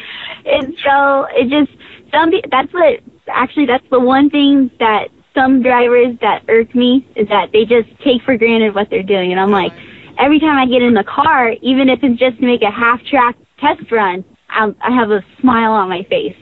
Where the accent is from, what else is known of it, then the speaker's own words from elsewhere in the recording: California, United States; now in Indianapolis, United States; I'm from California, but I moved out here to Indy